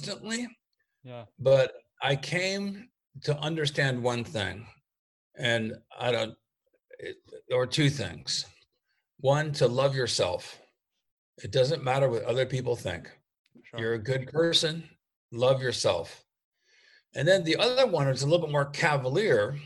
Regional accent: United States; I'm an American mycologist

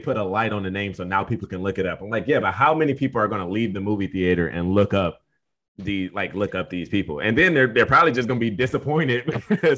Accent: Detroit, Michigan, United States; now in South Texas, United States; I grew up in Michigan in the city

